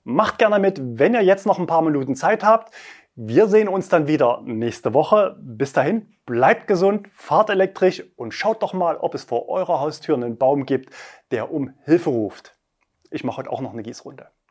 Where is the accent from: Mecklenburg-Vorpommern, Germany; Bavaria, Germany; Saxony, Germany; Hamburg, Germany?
Saxony, Germany; Leipzig; In meiner Heimatstadt Leipzig